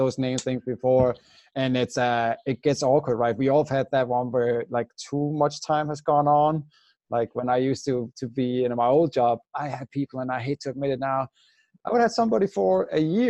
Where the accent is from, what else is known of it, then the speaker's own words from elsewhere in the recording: Denmark; I'm from Denmark